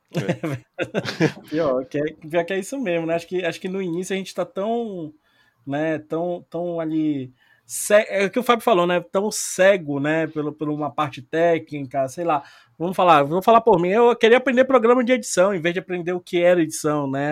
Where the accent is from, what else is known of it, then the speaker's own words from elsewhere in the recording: Brazil; A gente é brasileiro